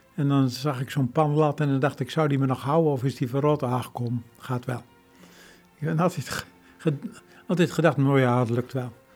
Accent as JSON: {"language": "Dutch", "area": "Veluwe", "region": "Gelderland", "country": "Netherlands", "tie": "born or raised there", "said": "Ik ben opgegroeid op de Veluwe, te midden van bomen"}